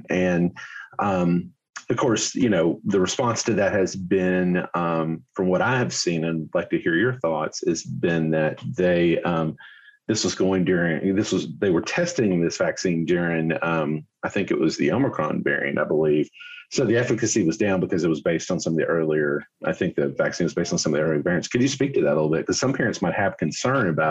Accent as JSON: {"language": "English", "area": "Cumberland Plateau, Appalachian Mountains", "region": "the South", "country": "United States", "tie": "born or raised there", "accent": "Southern", "said": "I grew up in a very small town in Appalachian Mountains, actually right in the Cumberland Plateau"}